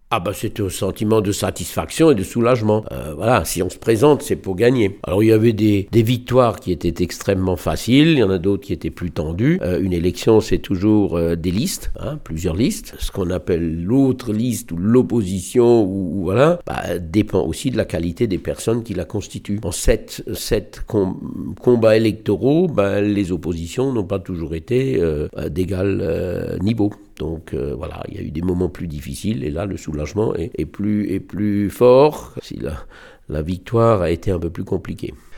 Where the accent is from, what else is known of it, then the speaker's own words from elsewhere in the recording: Strasbourg, Grand Est, France; now in Bischheim, France; je suis né à Strasbourg et, j'ai grandi mes premières années à Neudorf